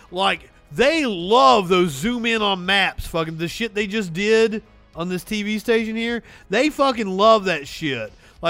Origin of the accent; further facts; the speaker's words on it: Kentucky, United States; moved away; I'm originally from Kentucky.